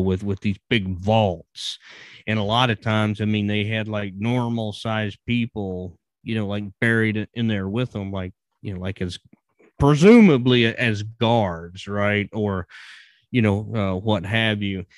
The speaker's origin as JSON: {"language": "English", "region": "Virginia", "country": "United States", "tie": "born or raised there", "moved": "as an adult", "said": "I was born and raised in Virginia and lived there right up until I started traveling"}